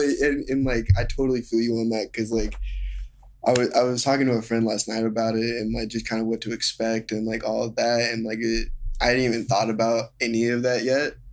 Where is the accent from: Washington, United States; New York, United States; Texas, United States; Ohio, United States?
Washington, United States; Seattle; moved away as an adult; now in Los Angeles, United States; I'm from Seattle, like I said, and so I lived, like, kind of in the woods